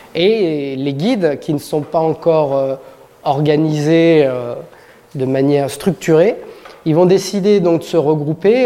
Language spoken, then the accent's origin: French; Saint-Gervais-les-Bains, Auvergne-Rhône-Alpes, France; je suis originaire de Saint-Gervais